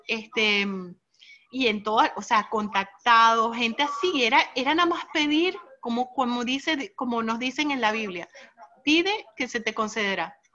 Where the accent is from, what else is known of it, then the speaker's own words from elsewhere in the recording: United States; yo siendo americana